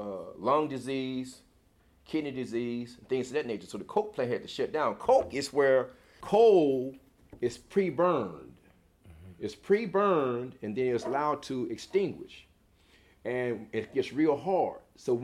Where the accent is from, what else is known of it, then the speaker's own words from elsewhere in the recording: Sikeston, Missouri, United States; born there; Well, I was born in Sikeston, Missouri.